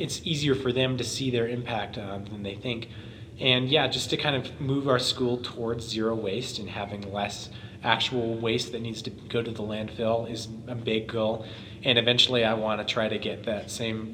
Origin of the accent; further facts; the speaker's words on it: Estes Park, Colorado, United States; growing up in Estes